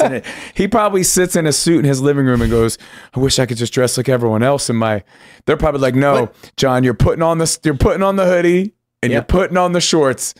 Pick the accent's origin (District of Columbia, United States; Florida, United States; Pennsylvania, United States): Pennsylvania, United States; I grew up in Pennsylvania